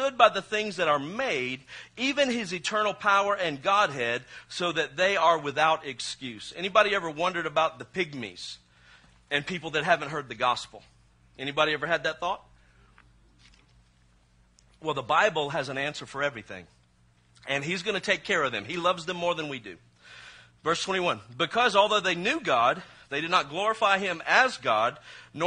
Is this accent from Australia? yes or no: no; Mississippi, United States; I'm from Mississippi